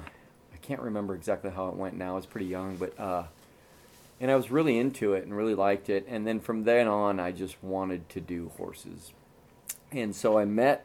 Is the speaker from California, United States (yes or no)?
yes; Red Bluff / Sacramento, California, United States; also born or lived in Rancho Cordova, California; we moved from Red Bluff, where I had lived in an apartment with my mom and my brother, and they got together, and we moved north to Sacramento